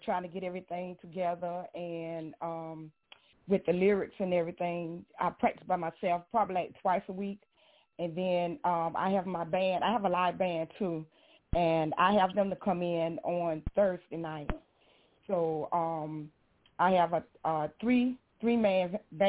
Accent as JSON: {"language": "English", "town": "Blackville", "region": "South Carolina", "country": "United States", "said": "I am from Blackville, South Carolina"}